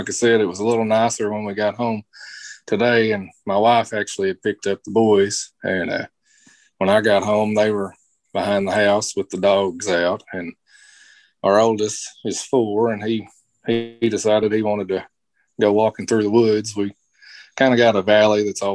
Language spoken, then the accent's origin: English; Webster County, Kentucky, United States; Growing up in Webster County, my dad's a coal miner